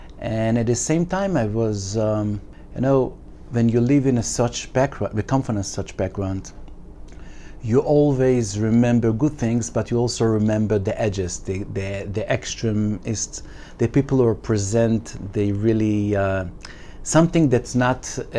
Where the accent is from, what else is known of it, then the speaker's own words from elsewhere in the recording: Jerusalem, Jerusalem District, Israel; first language Yiddish; English is a second language; I grew up in Mea Shearim, and I use to mention the fact that I didn't speak a word of Hebrew until the age of 20.